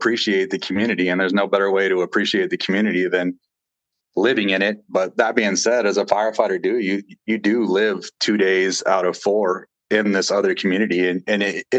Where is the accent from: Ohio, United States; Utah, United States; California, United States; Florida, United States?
California, United States; Stockton; Yeah, I mean, I was born and raised in Stockton. I was born in 1982 and I was raised in a two-family household of divorced parents in what would be considered Midtown Stockton, in between the ballpark and the Miracle Mile.